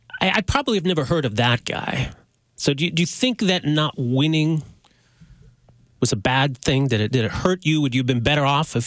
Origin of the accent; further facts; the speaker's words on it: Edmonton, Alberta, Canada; now in Calgary, Canada; I'm actually from Edmonton, which is kind of a sore spot.